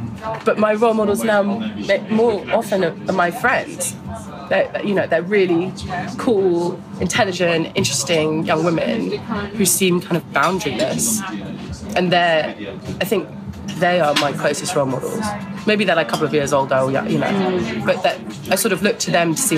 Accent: Newfoundland and Labrador, Canada; family space that was, you know, had a proper mix of people that was really specifically nostalgic to my growing up in Labrador, which doesn't exist anymore

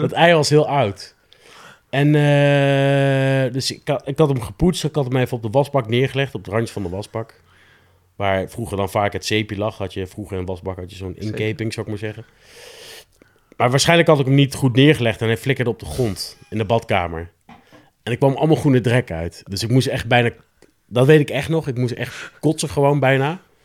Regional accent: Nijmegen, Gelderland, Netherlands; een jongen uit Nijmegen, opgegroeid in Nijmegen-Zuid

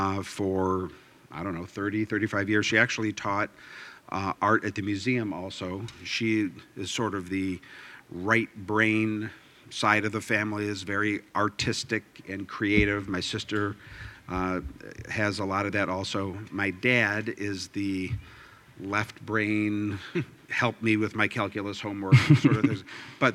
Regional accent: Toledo, Ohio, United States; also born or lived in San Diego / Milwaukee / Michigan; I was born in San Diego simply because my dad was in the Navy. But as soon as he was discharged, we moved to Toledo. And I think I was 3 months old or 4 months old. And I've been a Toledoan ever since, with the exception of collegiate stays.

